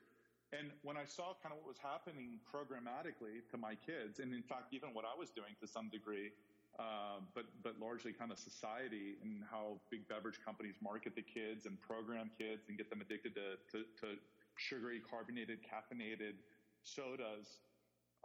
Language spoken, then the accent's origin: English; Ohio, United States; moved away as an adult; also born or lived in Indiana; I grew up in Ohio, went to school in Indiana